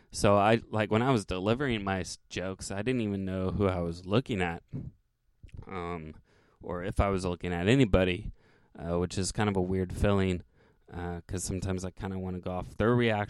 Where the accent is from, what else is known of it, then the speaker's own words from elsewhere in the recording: Santa Cruz, California, United States; I'm from Santa Cruz